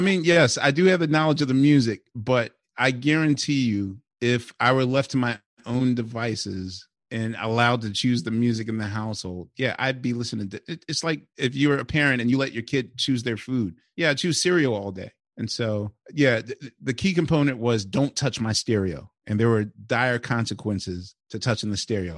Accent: Philadelphia, Pennsylvania, United States; I'm from West Philly

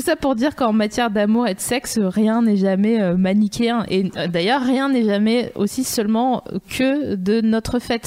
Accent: Vosges, Grand Est, France; je viens des Vosges

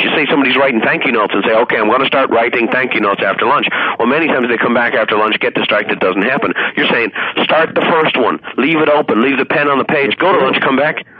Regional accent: Ireland; I had a friend, that Donald Sheeran was my best friend growing up in Ireland

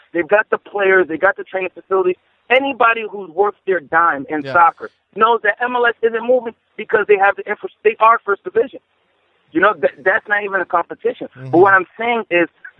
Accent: New York, United States; I'm from New York

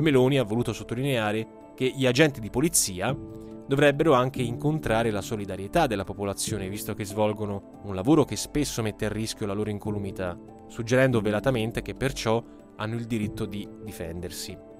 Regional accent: Italy; dalle nostre parti in Italia

